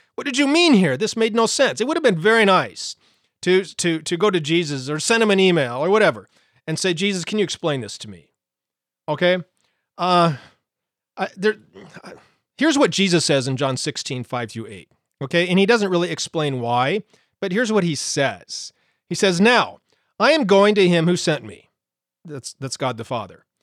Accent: Montana, United States; I grew up in Montana

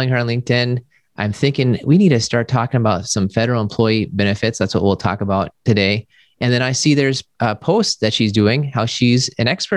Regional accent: Maryland, United States; now in Milwaukee, United States; I grew up in Maryland. My dad was in the Army.

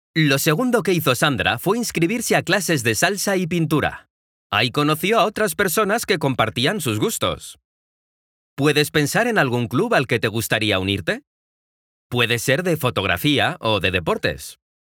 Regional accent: Mexico; soy de México

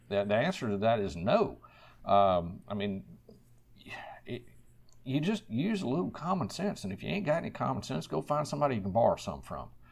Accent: Central Virginia, United States; I'm a native Virginian, born and raised in Central Virginia.

